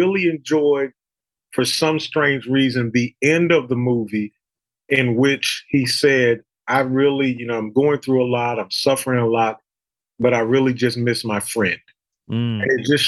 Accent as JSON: {"language": "English", "region": "East Coast", "country": "United States", "tie": "born or raised there", "said": "Growing up on the East Coast, whenever I can go out west and warm up and experience that the low humidity, I'm excited to go."}